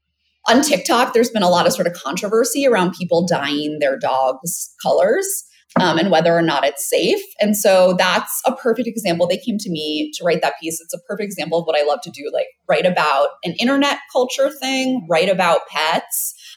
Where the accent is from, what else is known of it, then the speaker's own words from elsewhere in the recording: New York City, New York, United States; I am from New York City